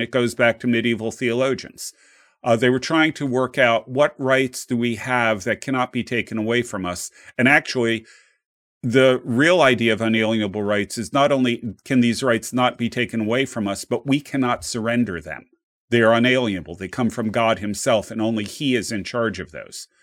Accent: New Jersey, United States; I grew up in New Jersey

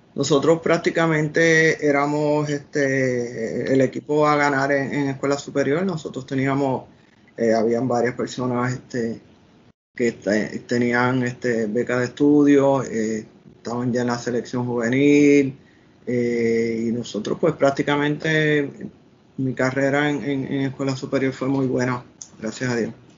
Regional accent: Puerto Rico; moved away as an adult; also born or lived in Washington, United States; yo salí de Puerto Rico

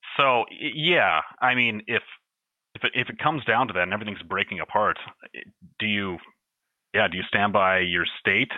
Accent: United States; as an American

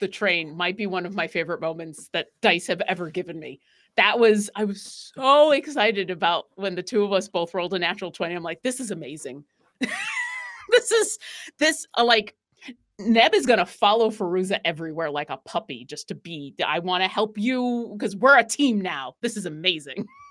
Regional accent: Buffalo, New York, United States; I am from New York, but I'm from Buffalo

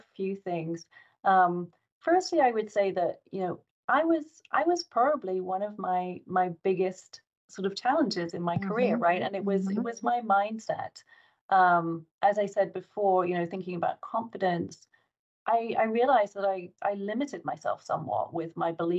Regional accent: England, United Kingdom; moved away as an adult; now in United States; I'm English working in the US

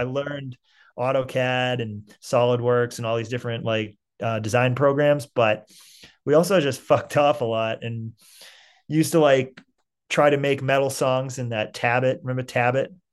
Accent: Saugus, Massachusetts, United States; also born or lived in Salem, Massachusetts; I'm from Saugus

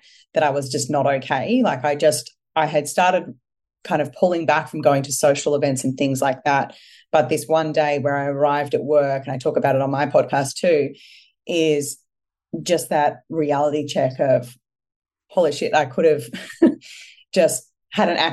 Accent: Melbourne, Victoria, Australia; I'm originally from Melbourne

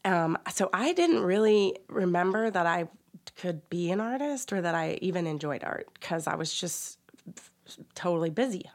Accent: West Virginia, United States

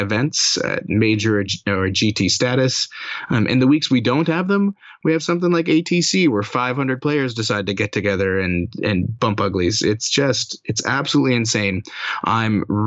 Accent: Alberta, Canada; moved away; my hometown in Alberta

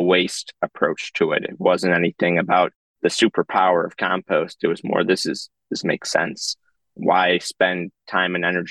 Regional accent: Chicago, Illinois, United States; I grew up composting in Lincoln Square because that's how my parents raised me

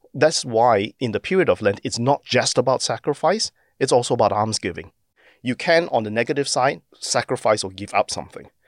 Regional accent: Singapore; now in Australia; as a Singaporean born um, Australian

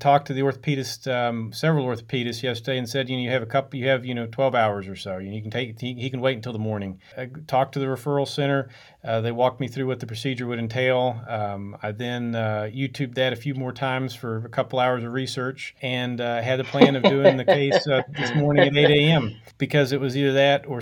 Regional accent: Logan, West Virginia, United States; also born or lived in Pittsfield, Massachusetts / Lewisburg, West Virginia; I'm from West Virginia originally, from a town called Logan

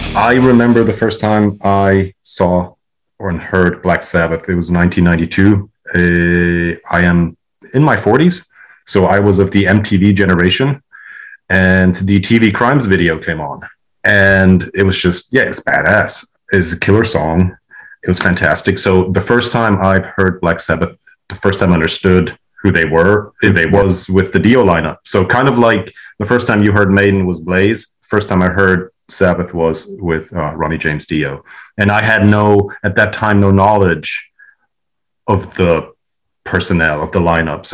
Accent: Switzerland; where I grew up in Switzerland

